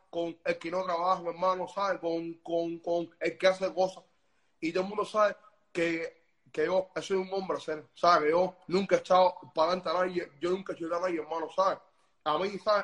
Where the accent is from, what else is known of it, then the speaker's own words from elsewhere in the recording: Cuba; yo nunca salí de Cuba, ¿sabes? Yo vivo en Cuba